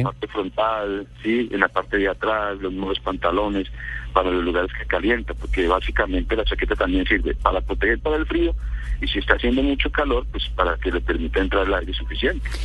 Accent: Bogotá, Bogotá Capital District, Colombia; moved away as an adult; also born or lived in Tolima; now in Manizales, Colombia; yo soy de Tolima, viví en Bogotá casi toda mi vida y hace cuatro años algo estamos radicados aquí en Manizales.

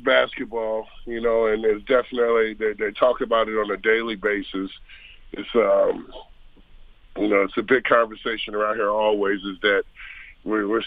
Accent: outside of Chicago, Indiana, United States; moved away; also born or lived in Seattle; I'm a kid who grew up on the outside of Chicago. I'm from Indiana. And I grew up right on the outside of Chicago.

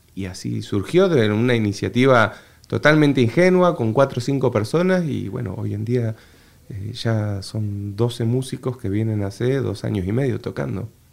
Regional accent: Entre Ríos, Argentina; accent: litoral; moved away as an adult; also born or lived in Buenos Aires / Neuquén / Toledo, Spain; now in Madrid, Spain; yo nací en Buenos Aires. Viví parte de la niñez eh, y mi familia fue siempre de viajar mucho. Eh, vivimos un poco en Neuquén y después nos asentamos muchos años en Entre Ríos, en la zona del litoral. Entonces tengo un acento mucho más tranquilo, más pausado y no tan aporteñado

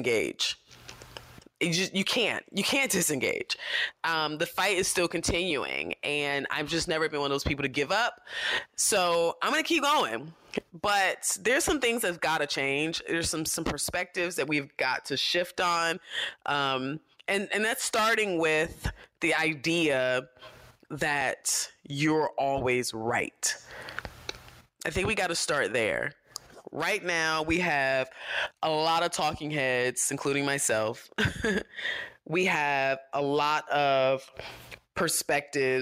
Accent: United States; as an American

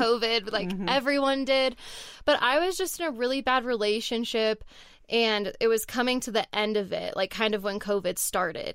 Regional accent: Southern California, United States; moved away as an adult; also born or lived in Texas; now in Colorado, United States; where I grew up in Southern California

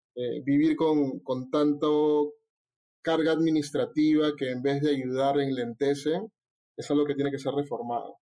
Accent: Callao, Peru; soy chalaco

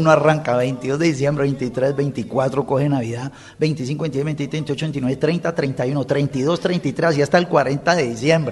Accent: Colombia; now in France; desde mi éxodo como colombiano por fuera al país

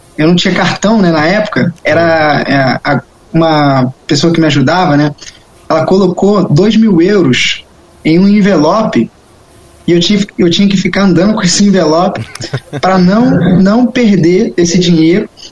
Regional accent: Rio de Janeiro, Brazil; moved away; also born or lived in Europe; porque é a minha casa, é onde eu conheço, cresci lá

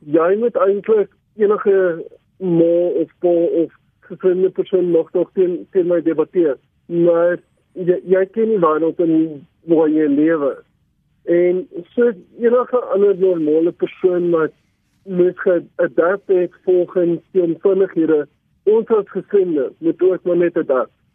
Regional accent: Overton, Gauteng, South Africa; Ek het gebore in Overton, uh, ek bly nog steeds hier al vir 27 jaar

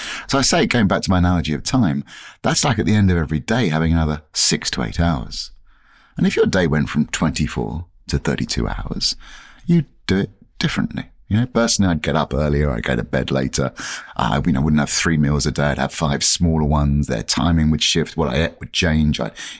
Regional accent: England, United Kingdom; born there; I was born in 1965 in England, and I was an identical twin.

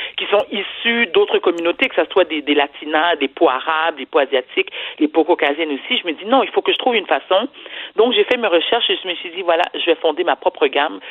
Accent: Montreal, Quebec, Canada; je suis née et j'ai été élevée à Outremont

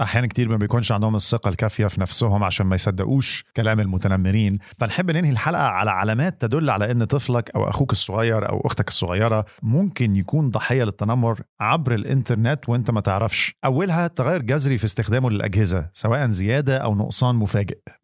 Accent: Egypt; انا طبعا بتكلم كمصري مش كعرب عموما احنا مصريين

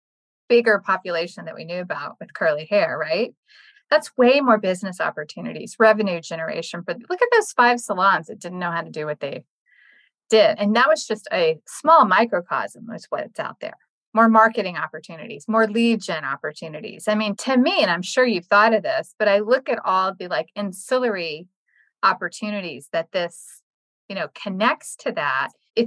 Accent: the South, United States; I'm from the South

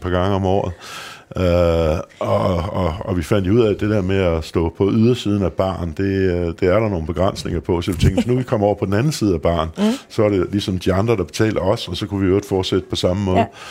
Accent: Løgstrup, Central Denmark Region, Denmark; also born or lived in Copenhagen; der gik jeg faktisk hele min opvækst i, i, i Lykstrup der, som er en lille landsby øh, mellem Viborg og Skive

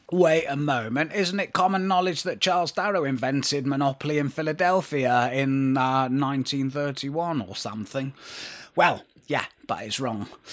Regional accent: Manchester, North West England, United Kingdom; we were Northerners and not Londoners

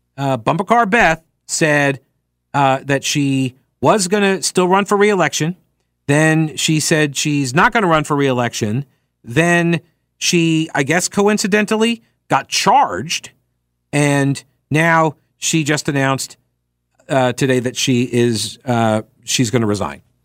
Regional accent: Long Island, New York, United States; now in North Carolina, United States; growing up in New York, on Long Island

